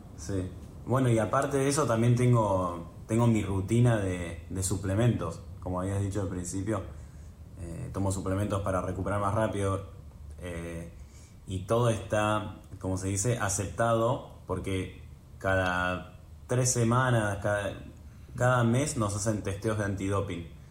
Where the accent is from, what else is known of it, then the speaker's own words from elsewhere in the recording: Buenos Aires, Argentina; also born or lived in New York, United States; nací en Nueva York, mis viejos vivieron 10 años ahí, después se volvieron, ellos son oriundos de Buenos Aires, se volvieron cuando yo tenía 3, así que crecí en Buenos Aires